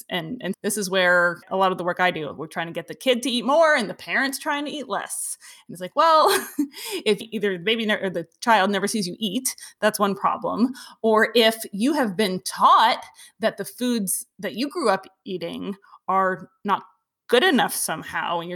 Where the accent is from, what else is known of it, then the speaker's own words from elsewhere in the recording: East Coast, United States; I grew up on the East Coast.